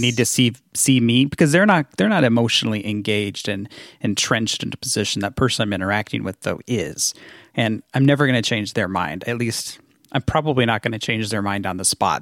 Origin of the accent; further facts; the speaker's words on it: Washington, United States; moved away; also born or lived in Minnesota; I grew up in Washington State